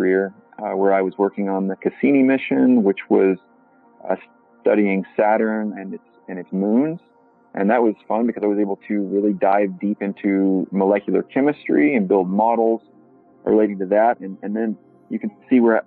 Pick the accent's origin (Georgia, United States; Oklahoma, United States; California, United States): Oklahoma, United States; now in Milwaukee, United States; I'm from Oklahoma in the central United States